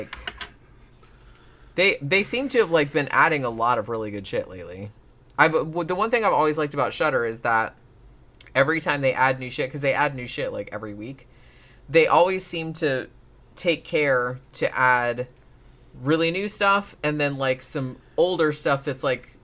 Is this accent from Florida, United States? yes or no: yes; Daytona Beach, Florida, United States; I grew up in Daytona, which is, you know, fucking NASCAR central